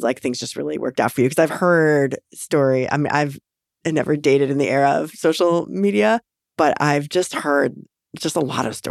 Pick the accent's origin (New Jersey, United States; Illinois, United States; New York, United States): Illinois, United States; Western; moved away; I'm a Midwesterner too, and grew up in Western Illinois